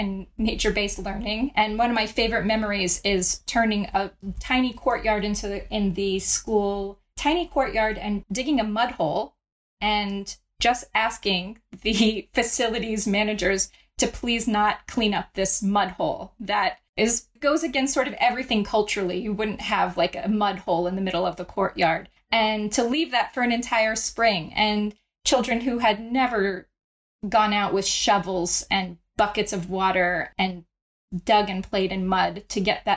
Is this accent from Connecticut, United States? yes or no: no; Florida, United States; for much of my childhood, I grew up in Florida